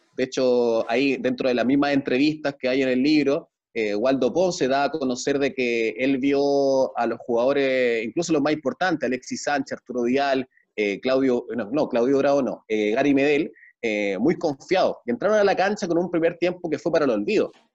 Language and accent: Spanish; Chile; como ser chileno